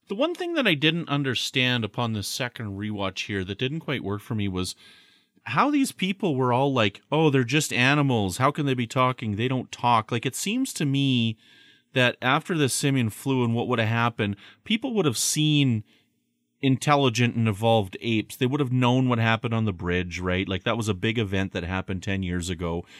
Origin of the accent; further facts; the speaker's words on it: Canada; I'm from Canada.